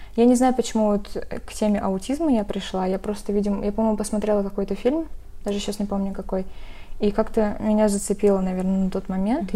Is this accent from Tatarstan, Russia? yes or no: yes; Arsk, Tatarstan, Russia; moved away as an adult; now in Kazan, Russia; Я сама из Арска, то есть не из Казани, и когда я приехала в Казань